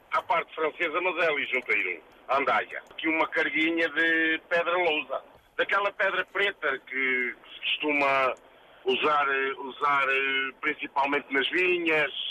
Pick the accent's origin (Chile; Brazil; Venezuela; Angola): Angola; now in Portugal; eu, eu, eu vim de Angola, pronto, e não se usou tanto isso como aqui. Eu cheguei a ter uma cá em Portugal